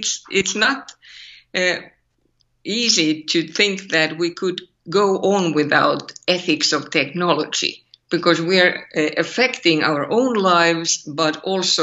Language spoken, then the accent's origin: English; Finland; accent: Finnish; English is a second language; my terrible Finnish accent